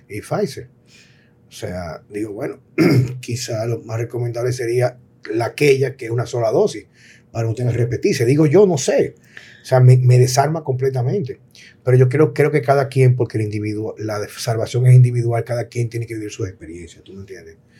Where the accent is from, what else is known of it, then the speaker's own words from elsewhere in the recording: Dominican Republic; also born or lived in Jarabacoa; a mí como dominicano